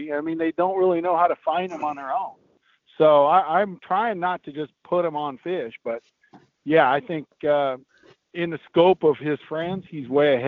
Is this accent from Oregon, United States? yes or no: no; Arizona, United States; moved away as an adult; now in Tennessee, United States; I grew up in Arizona